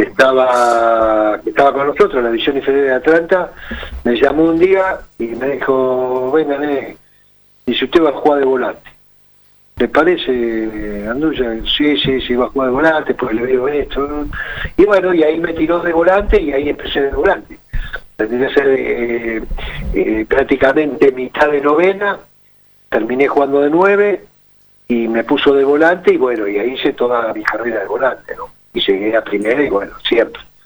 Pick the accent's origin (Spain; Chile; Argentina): Argentina; Ramos Mejía, Buenos Aires Province; yo nací en Ramos Mejía